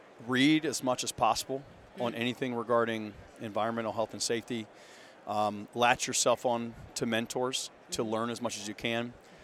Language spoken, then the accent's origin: English; Austin, Texas, United States; I'm from Austin